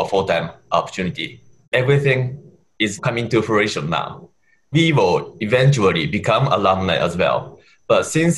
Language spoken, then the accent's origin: English; Japan; English is a second language; moved away as an adult; now in United States; I'm from Japan